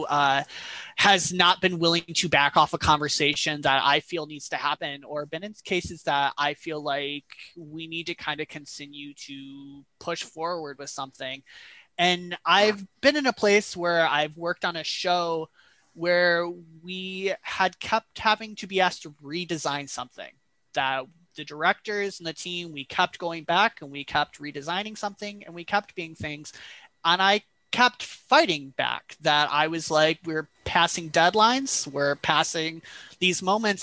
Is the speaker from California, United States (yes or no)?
no; Flint, Michigan, United States; moved away as an adult; also born or lived in Massachusetts / New York City / upstate New York; now in Gainesville, United States; I grew up in Michigan, in Flint, Michigan